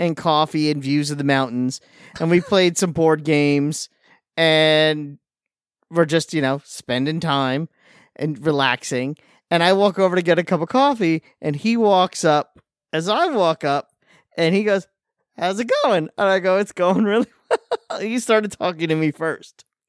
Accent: Long Island, New York, United States; I'm from Long Island

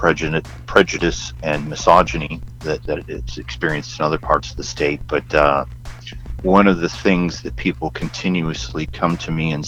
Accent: upstate New York, United States; moved away; also born or lived in Texas; I grew up in a small town in upstate New York

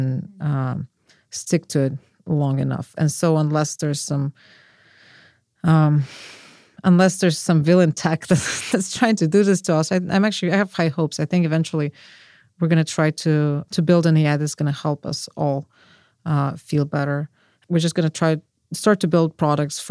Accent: Russia; moved away; I'm from Russia

